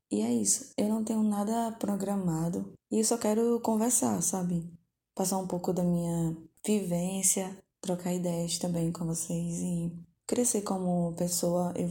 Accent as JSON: {"language": "Portuguese", "town": "Recife", "region": "Pernambuco", "country": "Brazil", "tie": "born or raised there", "moved": "as an adult", "lives_now": "Rio de Janeiro, Brazil", "said": "é, sou natural de Recife, Pernambuco. Atualmente moro no, com meu irmão aqui no Rio de Janeiro, fazem três anos mais ou menos."}